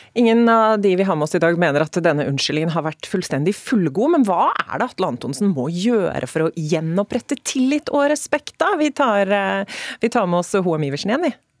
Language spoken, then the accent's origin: Norwegian; Telemark, Norway; Telemark, der jeg er fra